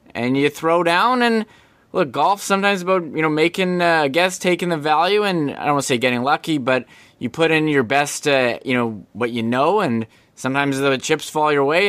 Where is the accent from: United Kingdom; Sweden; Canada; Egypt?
Canada; Winnipeg, Manitoba; we're from Winnipeg